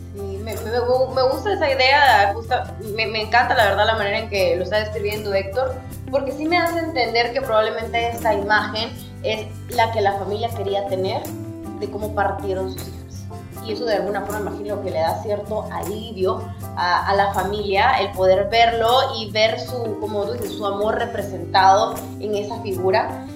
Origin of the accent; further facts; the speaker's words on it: El Salvador; quiénes somos como salvadoreños, de dónde venimos